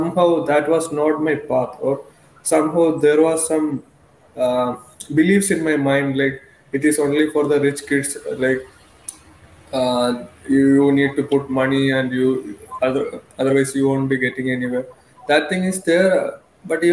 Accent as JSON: {"language": "English", "town": "Thiruvananthapuram", "region": "Kerala", "country": "India", "tie": "born or raised there", "said": "I am coming from Kerala, Thiruvananthapuram. My hometown is Neyyardam, which is famous for Shivananda Ashram"}